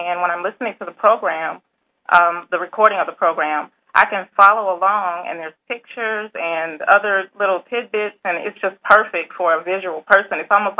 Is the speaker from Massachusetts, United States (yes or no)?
no; Jacksonville, Florida, United States; Jacksonville, Florida.